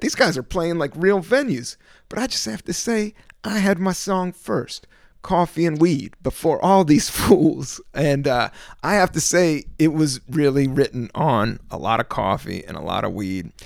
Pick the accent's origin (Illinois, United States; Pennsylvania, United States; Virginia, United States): Virginia, United States; moved away as an adult; also born or lived in Washington, D.C. / Buena Vista, Virginia / San Francisco / Los Angeles; now in New York, United States; I was born in D C, raised in Virginia, started comedy in San Francisco, and went to L A and been in New York for the last fifteen years.